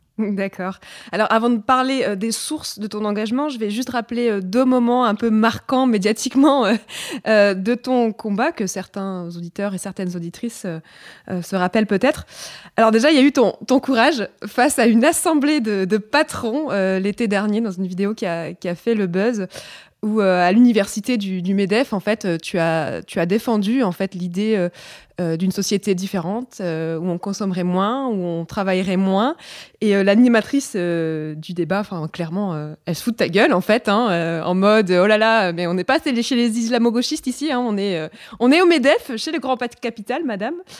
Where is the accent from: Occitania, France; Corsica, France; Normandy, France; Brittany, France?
Brittany, France; je suis bretonne